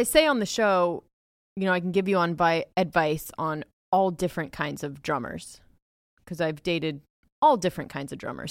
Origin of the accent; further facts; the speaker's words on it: Ohio, United States; moved away; I'm from Ohio